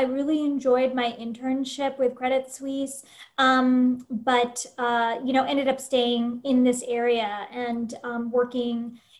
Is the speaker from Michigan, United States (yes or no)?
no; Seaford, Delaware, United States; moved away as an adult; also born or lived in Washington, District of Columbia, United States; now in Northern Virginia, United States; So I've been living in Northern Virginia and DC for the last 20 years. So originally I'm from Southern Delaware and then came here to this area, to DC, to go to college.